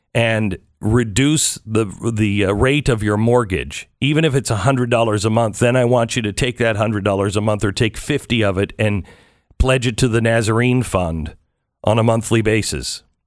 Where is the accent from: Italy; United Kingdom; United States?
United States; I'm an American